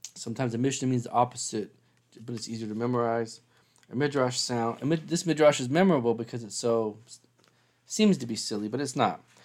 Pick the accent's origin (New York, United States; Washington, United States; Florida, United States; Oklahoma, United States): Washington, United States; Seattle; moved away; I'm from Seattle